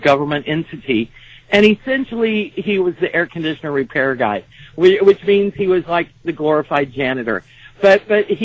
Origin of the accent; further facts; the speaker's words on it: Texas, United States; accent: Texas; I'm from Texas